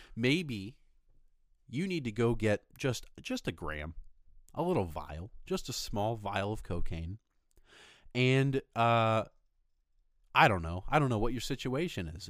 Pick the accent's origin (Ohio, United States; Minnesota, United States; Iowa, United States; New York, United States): Ohio, United States; Fort Recovery; moved away as an adult; also born or lived in Rochester, Michigan; I was originally from Ohio, grew up most of my life in Fort Recovery, Ohio